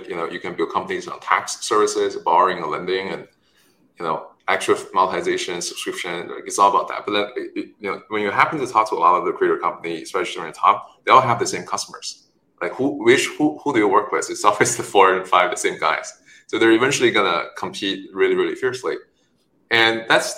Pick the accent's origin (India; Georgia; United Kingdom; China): China; moved away; also born or lived in Stanford; I was born in China, raised there